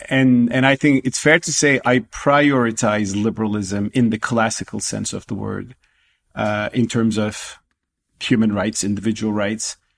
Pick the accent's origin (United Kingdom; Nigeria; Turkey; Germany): Turkey; moved away as an adult; now in United States; my home country Turkey